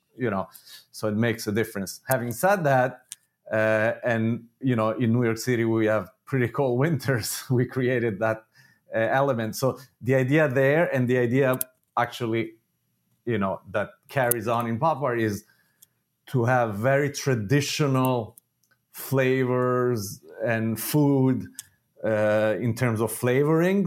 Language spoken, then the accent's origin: English; Italy; moved away; I grew up in Italy